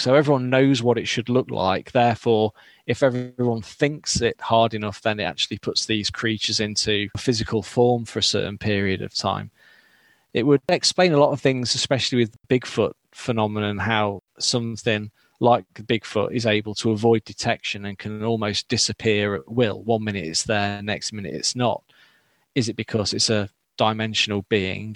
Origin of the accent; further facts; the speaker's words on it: Derbyshire, East Midlands, United Kingdom; moved away; I'm from Derbyshire originally